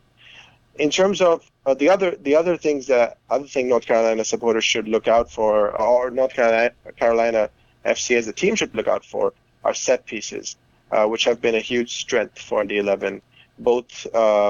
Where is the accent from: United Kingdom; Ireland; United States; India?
India; moved away; I grew up in India